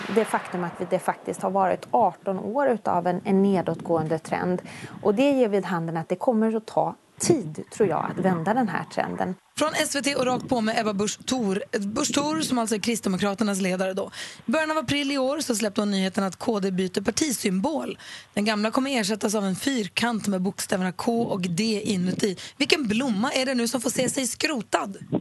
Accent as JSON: {"language": "Swedish", "town": "Luleå", "region": "Norrbotten County", "country": "Sweden", "tie": "born or raised there"}